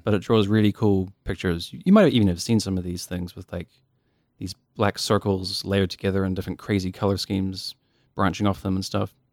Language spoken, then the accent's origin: English; Dunedin, Otago, New Zealand; born and raised in Dunedin